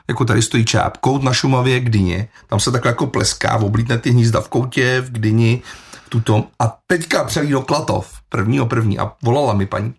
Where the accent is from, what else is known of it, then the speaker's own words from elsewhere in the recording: Plzeň, Plzeň Region, Czechia; já sám jsem z Dubrovky, takže ten chlum tam znám.